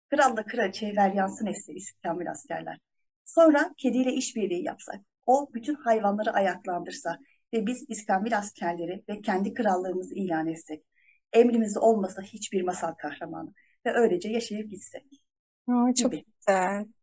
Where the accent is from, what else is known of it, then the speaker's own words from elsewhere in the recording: Afyonkarahisar, Turkey; ben 25 Aralık 1984 senesinde Afyonkarahisar'da dünyaya geldim. Ee, bir ailenin tek çocuğuyum.